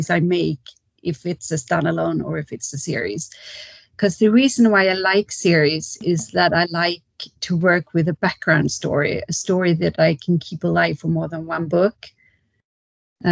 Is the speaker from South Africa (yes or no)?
no; Kalmar, Kalmar County, Sweden; now in Stockholm, Sweden; Because I'm from the south of Sweden, a small town called Kalmar, but I live in Stockholm now, the capital